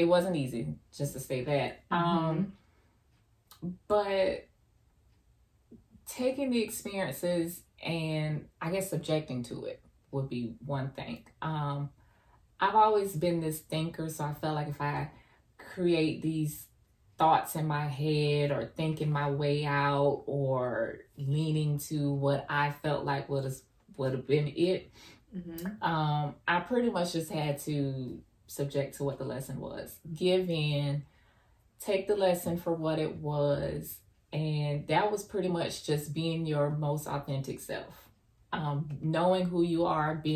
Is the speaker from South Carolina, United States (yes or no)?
yes; Orangeburg, South Carolina, United States; from Orangeburg, South Carolina